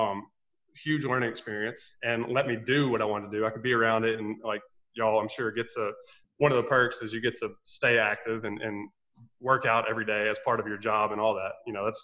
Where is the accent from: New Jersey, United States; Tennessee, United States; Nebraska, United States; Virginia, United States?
Tennessee, United States; Memphis; I grew up in Memphis, Tennessee, or a suburb of Memphis